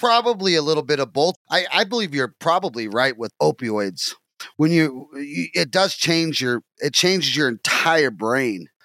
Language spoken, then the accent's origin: English; Oklahoma, United States; now in Wisconsin, United States; we're from Oklahoma, both of us.